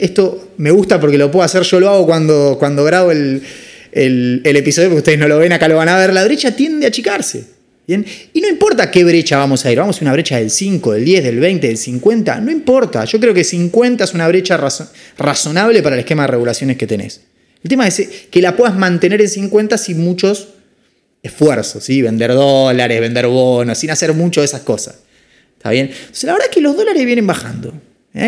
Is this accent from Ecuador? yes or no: no; Argentina; como somos los argentinos